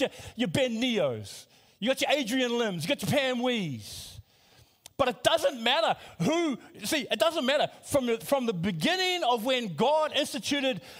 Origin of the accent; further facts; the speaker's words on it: New Zealand; I come from New Zealand. My parents are from Samoa